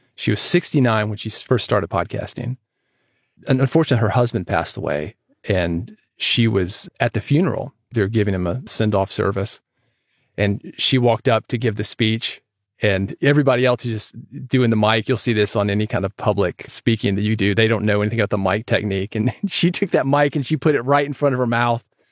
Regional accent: Nashville, Tennessee, United States; I grew up in Nashville

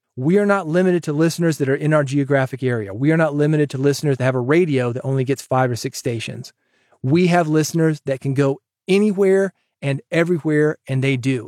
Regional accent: the South, United States; accent: twangy; I'm a Southerner

